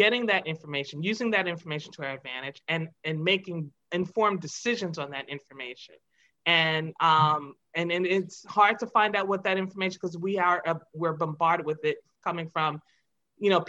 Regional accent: Long Island, Suffolk County, New York, United States; we grew up in Long Island, Suffolk County

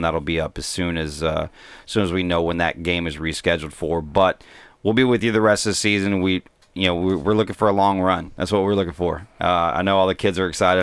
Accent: Mesquite, Texas, United States; I grew up in Mesquite, Texas

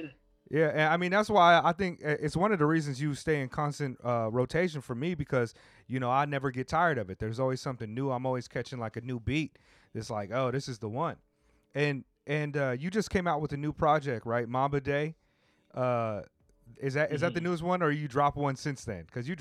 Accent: Oceanside, California, United States; You know, I grew up in Oceanside, but my aunt lived in Inglewood, so I would go out there and spend summers with her.

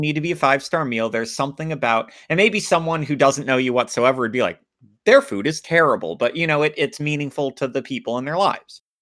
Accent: United States; I grew up in America

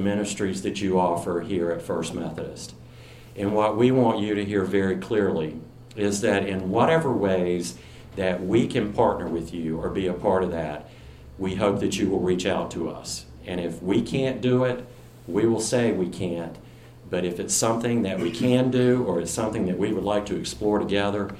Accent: near Salisbury and Winston-Salem, North Carolina, United States; moved away; my hometown, which is right outside of Salisbury and Winston-Salem, North Carolina

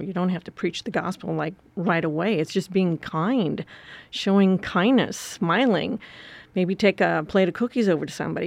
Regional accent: Wisconsin, United States; moved away; I grew up in Wisconsin on a farm

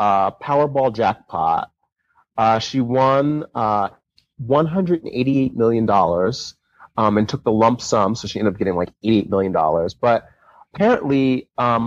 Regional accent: New Jersey, United States; my home state

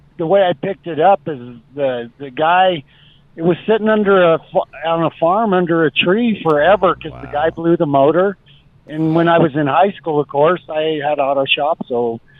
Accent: Alamosa, Colorado, United States; in my hometown in Alamosa

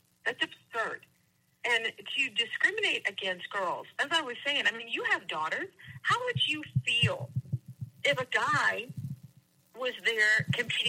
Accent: United States; I'm an American.

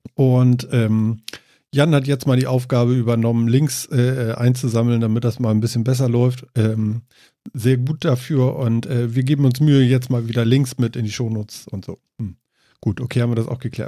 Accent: Germany; bei uns in Deutschland

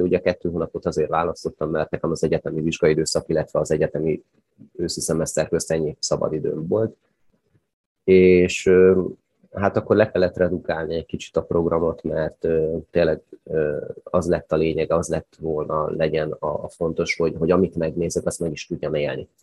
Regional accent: Hungary; nálunk a szocializmusban nagyon nagy volt a kultúrája a sátrazásnak, kempingezésnek, stokkolásnak

